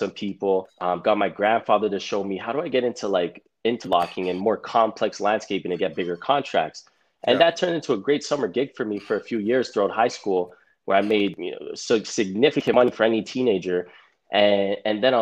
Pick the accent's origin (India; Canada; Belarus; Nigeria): Canada; Toronto, Ontario; Born and raised in Toronto